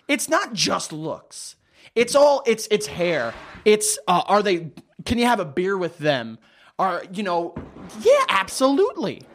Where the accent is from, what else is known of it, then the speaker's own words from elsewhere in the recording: New York, United States; I'm a New Yorker.